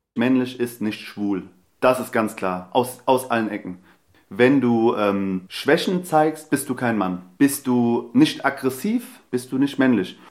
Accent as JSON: {"language": "German", "region": "Hesse", "country": "Germany", "tie": "born or raised there", "said": "ich bin hier in, äh, Deutschland geboren. Ich bin Hesse, ich bin Türke, ich bin Araber"}